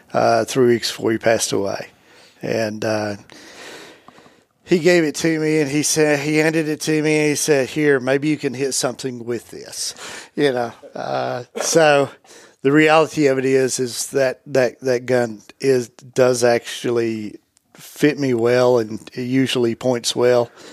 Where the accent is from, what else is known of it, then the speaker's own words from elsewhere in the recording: the Southland, United States; I grew up in the Southland